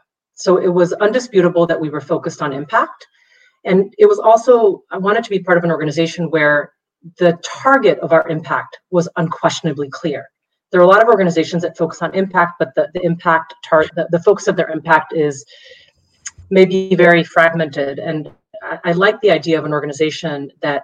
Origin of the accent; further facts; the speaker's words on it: Mexico City, Mexico; moved away as an adult; now in United States; I was born and raised in Mexico City